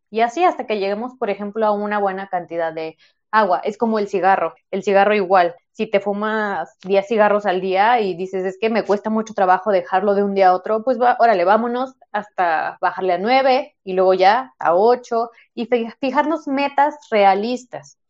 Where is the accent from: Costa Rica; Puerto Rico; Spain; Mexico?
Mexico; en México tenemos la idea de y festejamos todo con comida y es normal, es nuestra cultura. O sea, así somos los mexicanos.